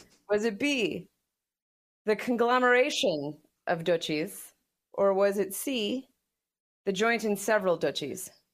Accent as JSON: {"language": "English", "country": "United States", "said": "as an American"}